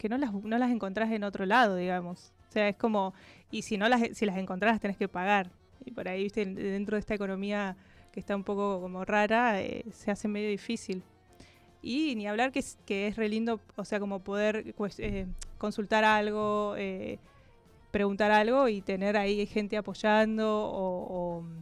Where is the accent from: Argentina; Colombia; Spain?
Argentina; Neuquén; also born or lived in Córdoba; Soy neuquina